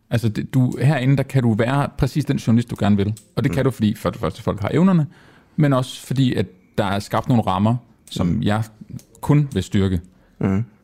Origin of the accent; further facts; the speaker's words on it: Jutland, Denmark; nu er jeg jyde